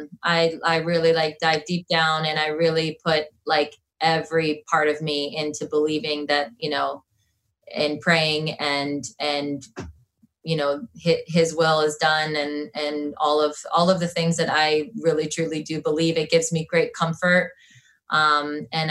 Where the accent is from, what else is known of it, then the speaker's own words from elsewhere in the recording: Canton, Ohio, United States; We're like five minutes from the Football Hall of Fame